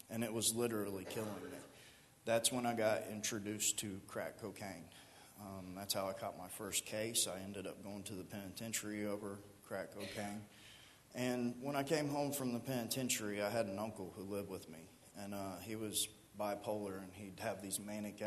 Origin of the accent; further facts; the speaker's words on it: Miamisburg, Ohio, United States; also born or lived in Riverside, Ohio; I'm 33 years old, and I grew up here in Miamisburg, right here at the end of Kircher Street